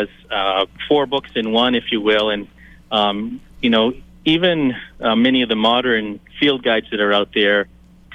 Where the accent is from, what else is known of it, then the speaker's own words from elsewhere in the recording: Maine, United States; growing up in Maine